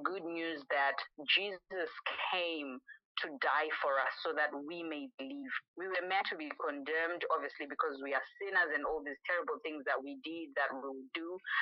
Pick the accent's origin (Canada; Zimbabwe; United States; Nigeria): Zimbabwe; growing up in Zimbabwe